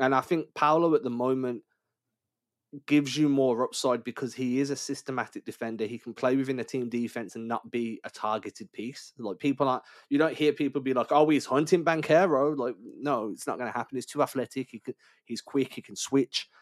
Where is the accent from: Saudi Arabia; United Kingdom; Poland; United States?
United Kingdom; England; I'm English